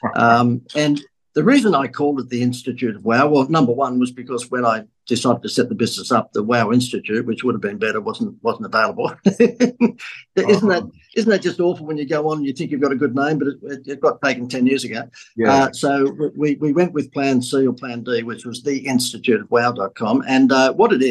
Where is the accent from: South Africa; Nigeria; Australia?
Australia; accent: Aussie; my Aussie accent